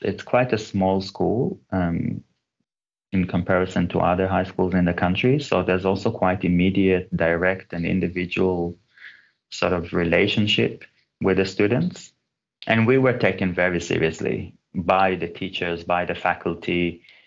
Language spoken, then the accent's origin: English; Israel; moved away as an adult; also born or lived in Gothenburg, Sweden; I was born in Israel, but my mom's family are from Turkey, and my father's family came to Israel from Iran and Uzbekistan